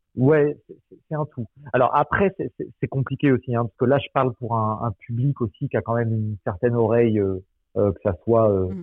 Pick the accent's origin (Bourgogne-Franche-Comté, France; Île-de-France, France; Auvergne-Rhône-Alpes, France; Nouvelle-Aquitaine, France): Nouvelle-Aquitaine, France; Angoulême; moved away; je suis d'Angoulême à la base